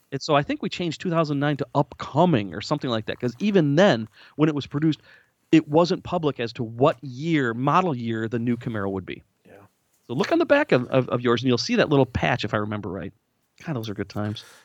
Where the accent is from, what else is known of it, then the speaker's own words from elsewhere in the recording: Lansing, Michigan, United States; moved away as an adult; now in Nashville, United States; when I grew up in the Lansing, Michigan area